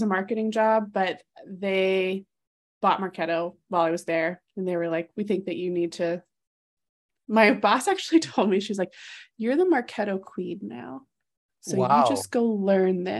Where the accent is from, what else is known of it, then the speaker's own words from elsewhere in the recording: North Carolina, United States; I'm from North Carolina